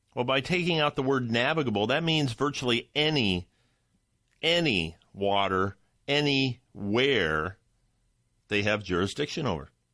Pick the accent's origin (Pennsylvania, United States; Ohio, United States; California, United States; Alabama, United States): Ohio, United States; I'm from Ohio